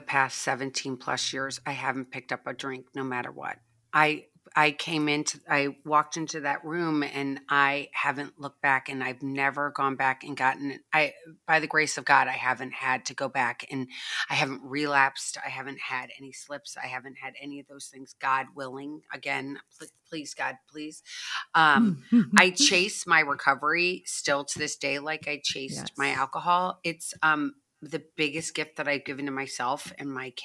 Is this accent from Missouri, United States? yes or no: yes; St. Louis, Missouri, United States; now in Florida, United States; I grew up in St. Louis, Missouri